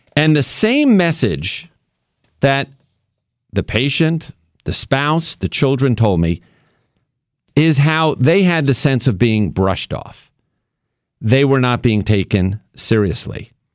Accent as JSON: {"language": "English", "region": "New York", "country": "United States", "tie": "born or raised there", "moved": "yes", "said": "my hometown of New York"}